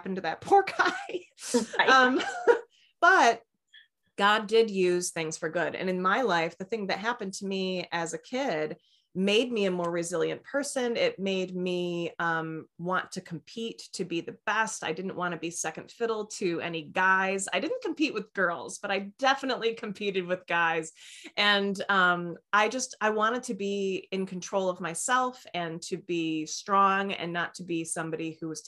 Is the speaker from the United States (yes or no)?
yes; Midwest, United States; I grew up in the Midwest, and you just don't bring up stuff.